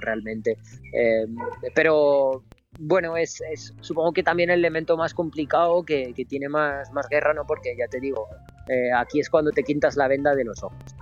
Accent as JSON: {"language": "Spanish", "country": "Romania", "tie": "born or raised there", "said": "Me encuentro en mi pueblo, en está en los Cárpatos, en, Rumanía"}